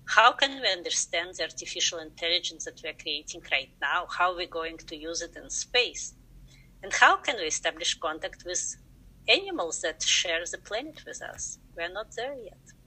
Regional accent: Russia; English is a second language; moved away as an adult; now in United States; I'm originally from Russia, where I got uh, my degrees in science education and my master degree in space research. So right after that, I came to the United States

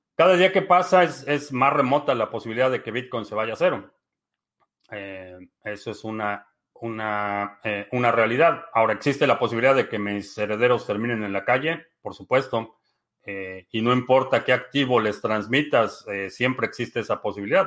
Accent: Mexico; now in United States; nací en México. Vivo en Estados Unidos.

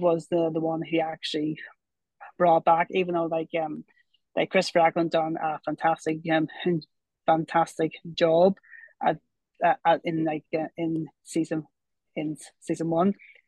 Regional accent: Ireland; I'm from Ireland, and I like Doctor Who, so I do.

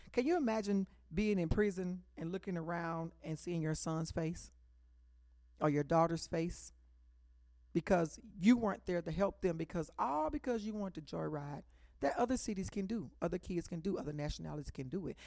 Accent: Dallas, Texas, United States; She grew up, she raised us, me, in Oak Cliff. And then when I grew up in Oak Cliff

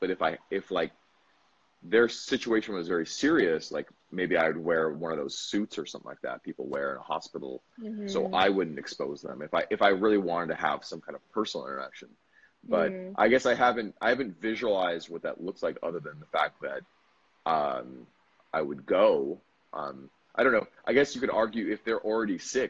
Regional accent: United States; also born or lived in Bali; now in Vietnam; as an American

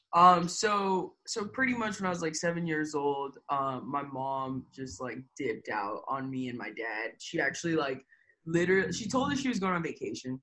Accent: Tampa, Florida, United States; also born or lived in Lima, Peru; now in Houston, United States; I went straight to Tampa, Florida. I never left Tampa, Florida.

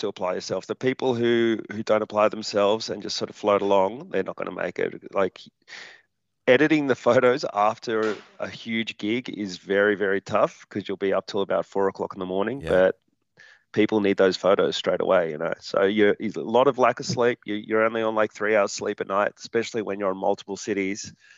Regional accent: Hornsby, New South Wales, Australia; I grew up in Hornsby

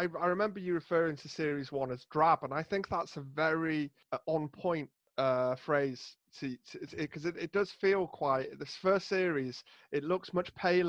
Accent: Rhyl, Wales, United Kingdom; I'm from Rhyl in North Wales, which is known for being sunny. Sunny Rhyl, they call it.

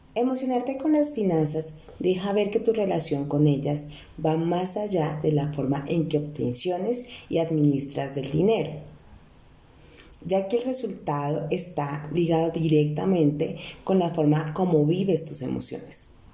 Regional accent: Bogotá, Colombia; also born or lived in Neiva; nací en Neiva, pero casi toda mi vida he vivido en la hermosa ciudad de Bogotá

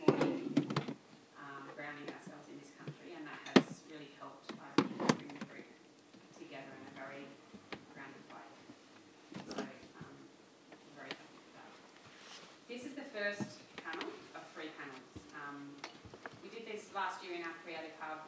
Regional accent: Canberra, Australian Capital Territory, Australia; also born or lived in Melbourne; now in Perth, Australia; Shona and I grew up in Canberra

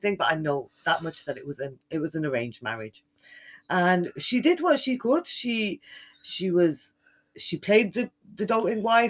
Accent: Birmingham, West Midlands, United Kingdom; my home city in Birmingham in the UK

